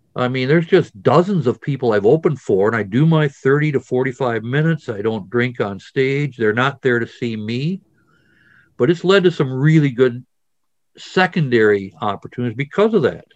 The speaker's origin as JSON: {"language": "English", "region": "Wisconsin", "country": "United States", "said": "I'm from Wisconsin"}